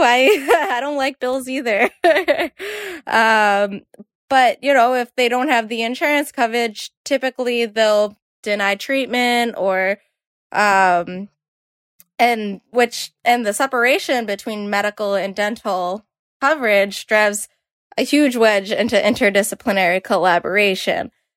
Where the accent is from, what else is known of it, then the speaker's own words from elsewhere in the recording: Boston, Massachusetts, United States; I'm from Boston